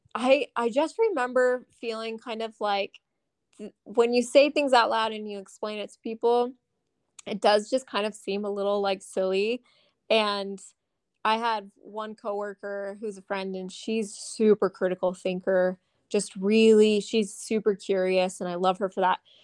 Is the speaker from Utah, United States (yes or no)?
yes; Southern Utah, United States; moved away as an adult; also born or lived in Las Vegas; growing up in Southern Utah